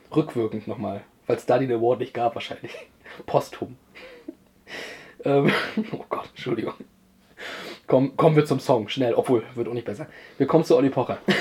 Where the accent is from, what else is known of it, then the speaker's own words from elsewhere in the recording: Germany; uns als Deutsche